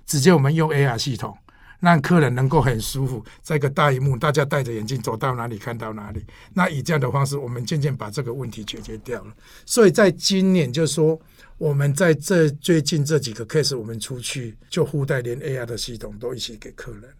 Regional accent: Taiwan; 我们台湾人

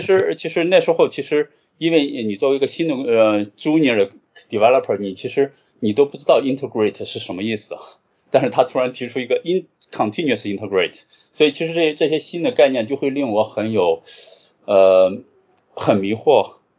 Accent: Qingdao, Shandong, China; moved away as an adult; also born or lived in Jinan; 我其实是青岛人，然后从小时候一直在青岛长大，直到，直到上大学

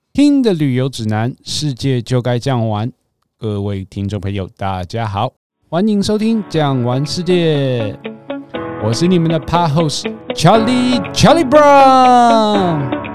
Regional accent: Taiwan; 以我们台湾人的消费习惯

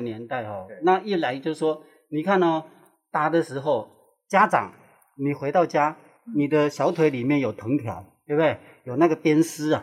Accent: Neipu, Pingtung County, Taiwan; 我是来自屏东，啊，内埔

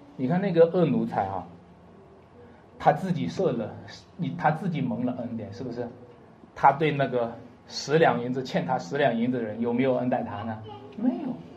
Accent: China; 我们中国人

